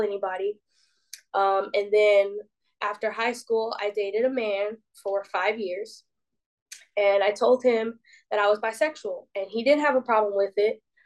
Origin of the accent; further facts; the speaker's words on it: Decatur, Georgia, United States; So I was born and raised in Decatur, Georgia, which is like 20 minutes east of Atlanta.